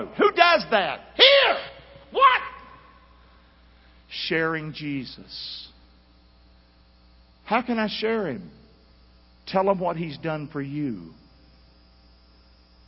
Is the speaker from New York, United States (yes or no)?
no; Rockingham, North Carolina, United States; I'm from Rockingham. And one of the worst parts of town.